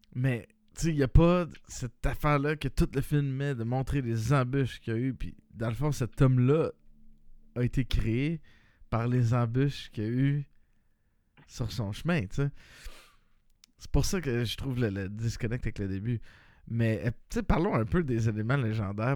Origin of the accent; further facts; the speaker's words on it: Quebec, Canada; nous, étant des Québécois